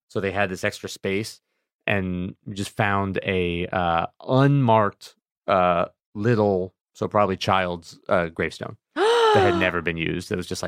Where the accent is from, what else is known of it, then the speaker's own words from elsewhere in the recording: New Hampshire, United States; I learned the town I grew up in New Hampshire had a large, there were a lot of buildings that were part of the Underground Railroad.